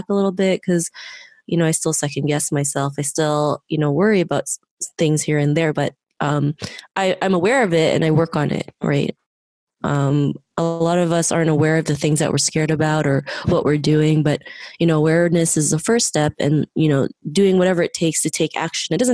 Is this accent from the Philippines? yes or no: yes; Philippines; now in Toronto, Canada; I was born in the Philippines, but I'm currently living in Toronto